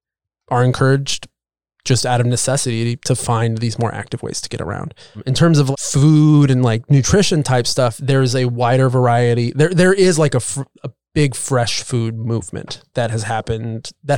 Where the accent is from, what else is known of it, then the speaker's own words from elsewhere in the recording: Illinois, United States; moved away as an adult; now in San Francisco Bay Area, United States; we were living in Illinois at the time. We're both from Illinois.